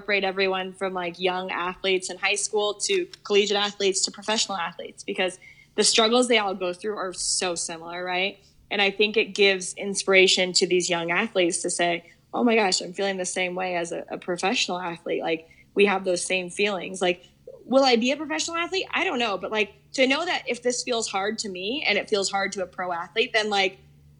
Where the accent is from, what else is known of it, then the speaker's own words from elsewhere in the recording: Colorado, United States; to work for my hometown team, a team that I've rooted for and watched for so long